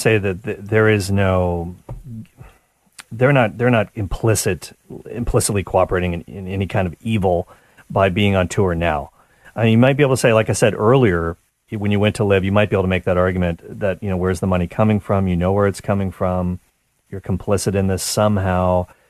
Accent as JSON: {"language": "English", "country": "Canada", "said": "as a Canadian"}